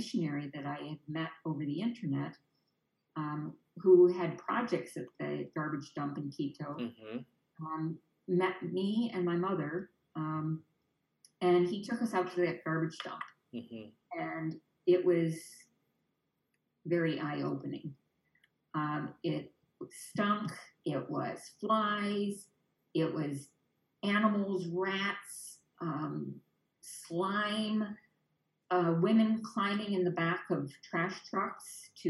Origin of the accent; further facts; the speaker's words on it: Canada; now in Naples, United States; I didn't speak another language other than Canadian because I was born in Canada.